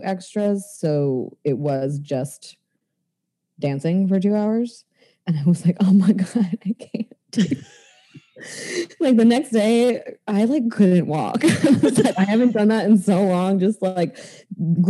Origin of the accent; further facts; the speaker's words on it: Maine, United States; I'm a white girl, a white Irish girl from Maine